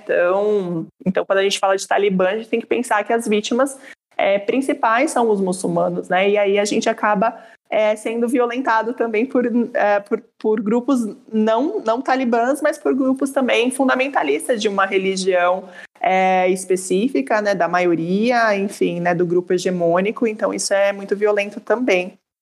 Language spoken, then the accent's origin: Portuguese; Brazil; eu sou brasileira, mas sou brasileira.